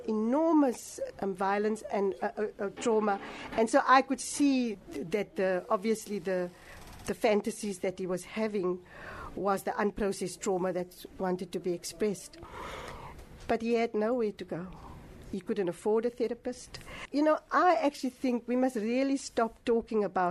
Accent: Cape Town, Western Cape, South Africa; this is now in Hanover Park where I grew up on the Cape Flats.

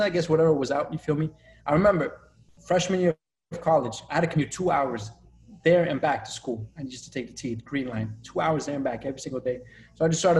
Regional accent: Revere, Massachusetts, United States; also born or lived in Colombia; I grew up in Revere

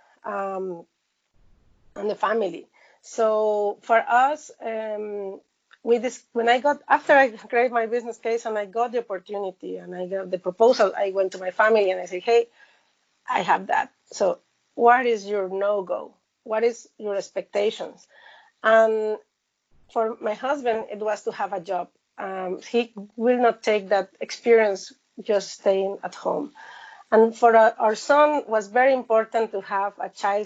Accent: Mexico; moved away as an adult; now in China; similar values as in my home country

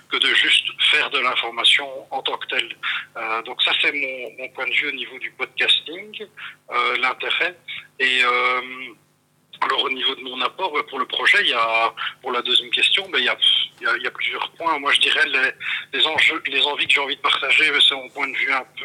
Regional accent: Brussels, Belgium; Je suis bruxellois d'origine, mais ça vous m'avez perdu.

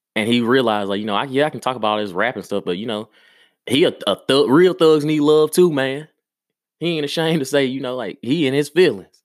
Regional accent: Maplesville, Alabama, United States; moved away; also born or lived in Birmingham, Alabama; I'm from Maplesville, Alabama. Yes. That's exactly where I'm from. That's what made me

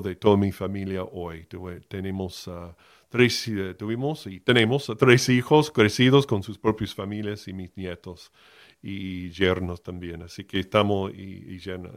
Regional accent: Miami, Florida, United States; moved away as an adult; Yo fui criado en Miami, nací en Miami de la Florida, en, del estado de Florida, en los Estados Unidos, hasta los dieciocho años

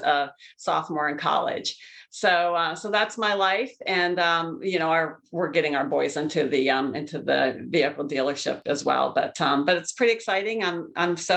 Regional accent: Pennsylvania, United States; moved away as an adult; also born or lived in Columbus, Ohio / Cincinnati, Ohio; now in Michigan, United States; I grew up in Pennsylvania. So I currently live in Michigan, but grew up in Pennsylvania

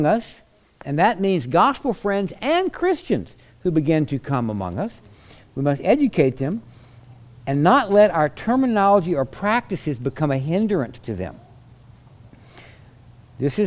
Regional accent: South Louisiana, United States; I come from South Louisiana where there's such a high Catholic population

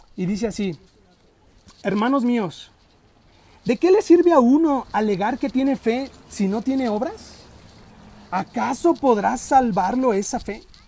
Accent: Mexico; yo soy mexicano y mi INE muestra que soy mexicano.

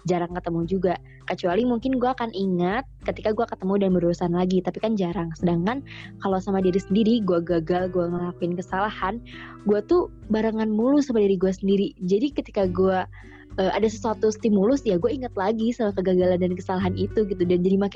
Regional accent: Java, Indonesia; Oh iya sih gue juga orang Jawa jadi agak kebayang sih.

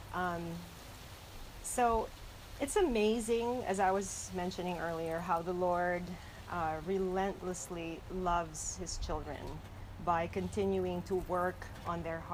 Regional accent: Philippines; moved away; I was born and raised in the Philippines.

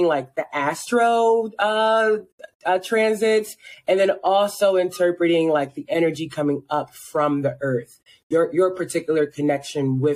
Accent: Philadelphia, Pennsylvania, United States; moved away as an adult; also born or lived in Baltimore, Maryland; now in Tucson, United States; I'm originally from Philadelphia

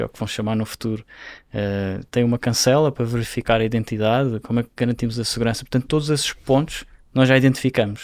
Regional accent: Madeira, Portugal; moved away as an adult; now in Brazil; eu nasci numa ilha, não é? Eu, cresci na, eu nasci na Ilha da Madeira.

